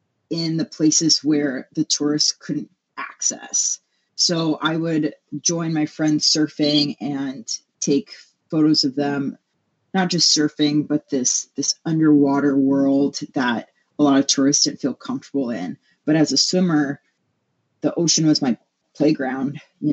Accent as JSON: {"language": "English", "region": "Hawaii", "country": "United States", "tie": "born or raised there", "moved": "yes", "lives_now": "Milwaukee, United States", "said": "So I was born and raised in Hawaii. And ever since coming to the mainland"}